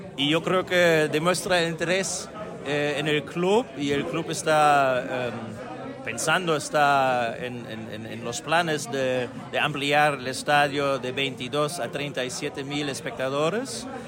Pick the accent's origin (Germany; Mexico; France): Germany; el equipo de mi pueblo, de las afueras de, de Berlín